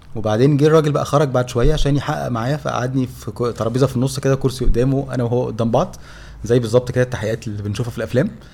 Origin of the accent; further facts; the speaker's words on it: Egypt; احنا مصريين آه. وجايين لها من مصر لروسيا